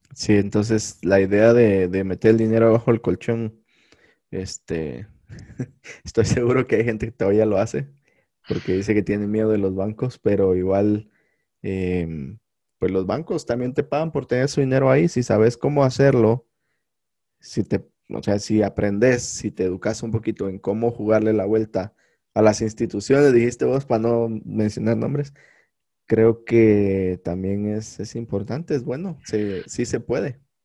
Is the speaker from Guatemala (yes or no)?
yes; Malacatán, San Marcos, Guatemala; a la gente de Malacatán que escuchan en mi pueblo natal